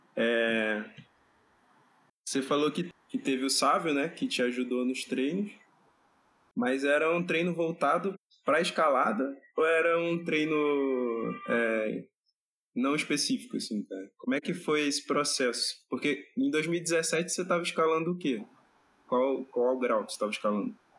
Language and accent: Portuguese; Rio de Janeiro, Brazil; tenho 29 anos, sou do Rio